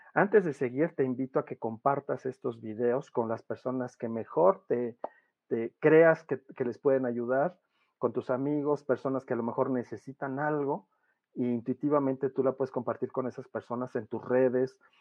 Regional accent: Mexico; soy mexicano

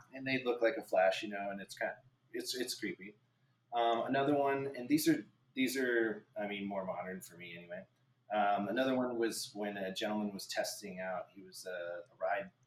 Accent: Albuquerque, New Mexico, United States; Albuquerque, New Mexico, that's my hometown

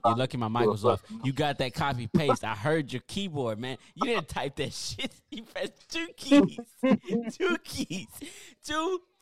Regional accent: Texas, United States; I'm from Texas.

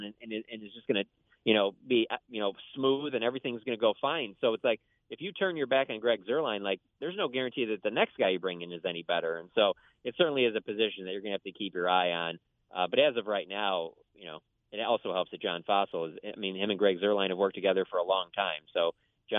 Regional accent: Detroit, Michigan, United States; I grew up in Detroit

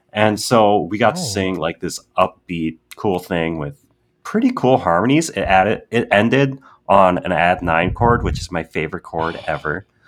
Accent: Wisconsin, United States; I'm from Wisconsin.

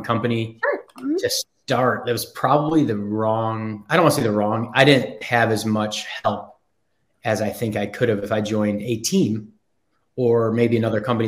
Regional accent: Buffalo, New York, United States; moved away as an adult; also born or lived in Frankfurt, Germany; now in Charlotte, United States; I kind of grew up in Buffalo, New York, and I was born in Frankfurt, Germany

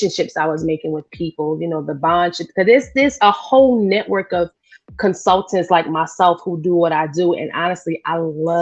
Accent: New York City, New York, United States; accent: New York; now in North Carolina, United States; I'm originally from Brooklyn, New York, born and raised. I'm a Brooklyn girl

